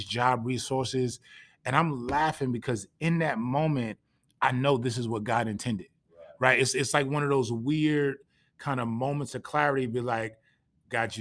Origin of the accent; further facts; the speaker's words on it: Passaic, New Jersey, United States; moved away as an adult; also born or lived in Texas / Louisiana; I was born and raised in Passaic, New Jersey, a city about 20 minutes outside of New York City